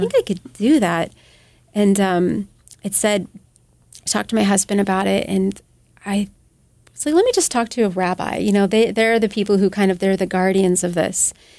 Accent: United States; as American

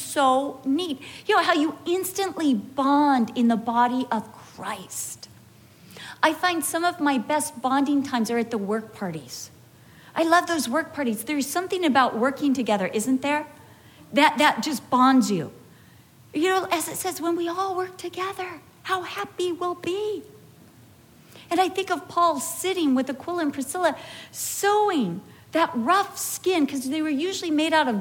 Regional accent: California, United States; accent: Californian; moved away as an adult; also born or lived in England; I spoke Californian

